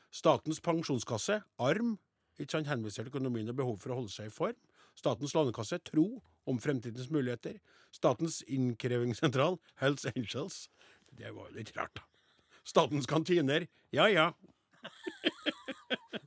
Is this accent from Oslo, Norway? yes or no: no; Namdalen, Trøndelag, Norway; Jeg er jo fra Namdalens land sjøl.